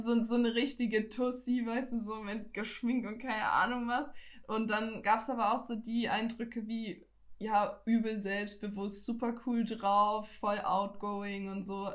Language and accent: German; Nuremberg, Bavaria, Germany; ich bin zwar in Nürnberg geboren, ich bin ja, ich gebürtige auch. Fränkin, weil ich bin hier aufgewachsen, ich bin hier geboren, ich bin hier zur Schule gegangen